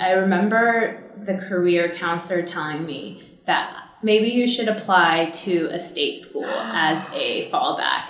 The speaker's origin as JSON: {"language": "English", "town": "Cypress", "region": "California", "country": "United States", "tie": "born or raised there", "said": "I grew up in Orange County in a small town called Cypress"}